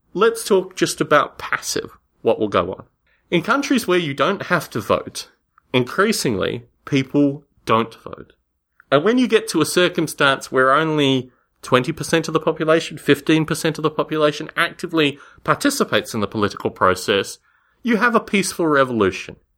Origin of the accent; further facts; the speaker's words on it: Canberra, Australian Capital Territory, Australia; moved away; I grew up in Canberra, Australia